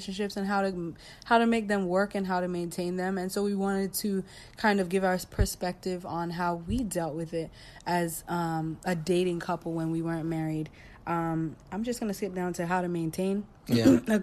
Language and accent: English; Florida, United States; also born or lived in Jamaica; I was born in Jamaica, but raised in Florida